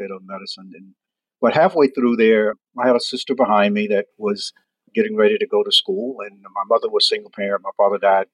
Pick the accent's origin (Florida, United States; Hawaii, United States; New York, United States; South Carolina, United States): South Carolina, United States; Chesterfield; born or raised there; moved away as an adult